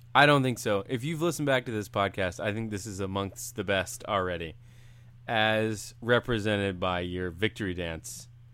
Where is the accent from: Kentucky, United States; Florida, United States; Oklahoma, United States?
Florida, United States; Central; moved away; I grew up in Central Florida